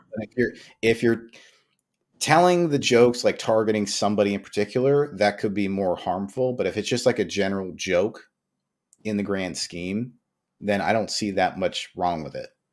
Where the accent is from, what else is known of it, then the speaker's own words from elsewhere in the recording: New York, United States; I grew up in New York